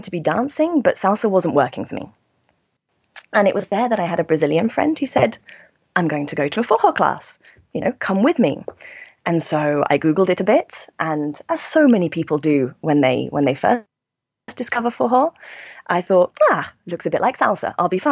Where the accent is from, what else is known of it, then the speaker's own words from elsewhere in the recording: United Kingdom; moved away as an adult; also born or lived in Milan, Italy; now in Brussels, Belgium; I'm originally British, but I've been living in Brussels now for almost 5 years